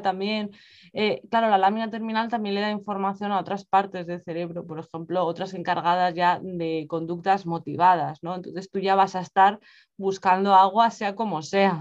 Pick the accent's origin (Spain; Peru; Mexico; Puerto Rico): Spain; moved away as an adult; now in England, United Kingdom; yo soy de España, pero vivo en Reino Unido desde hace ya, un, bueno, más de dos años